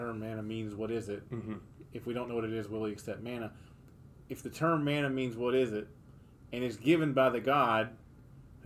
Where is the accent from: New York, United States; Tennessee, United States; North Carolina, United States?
North Carolina, United States; Mooresville; moved away as an adult; I grew up in Mooresville, North Carolina.